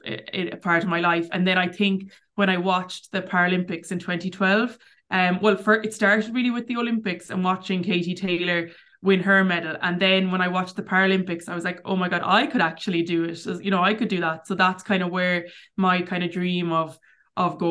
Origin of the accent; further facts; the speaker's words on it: Clarenbridge, Connacht, Ireland; also born or lived in Cork / Tuam; I grew up in Clarenbridge